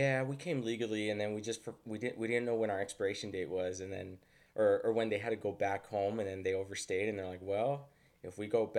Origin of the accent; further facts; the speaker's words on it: Mexico; now in United States; we do share the same experience of being from Mexico, living in the United States